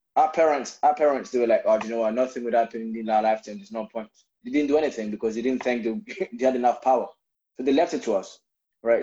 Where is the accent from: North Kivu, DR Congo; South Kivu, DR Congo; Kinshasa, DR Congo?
South Kivu, DR Congo; Bukavu; moved away; I'm from Bukavu, right? I'm from Kivu